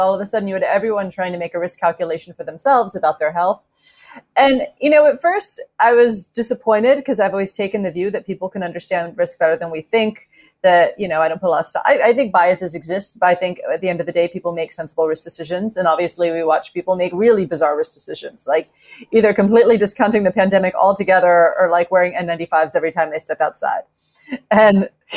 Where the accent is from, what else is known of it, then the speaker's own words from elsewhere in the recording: United States; moved away as an adult; also born or lived in Edinburgh, United Kingdom; I'm American, but I did my university years in Edinburgh.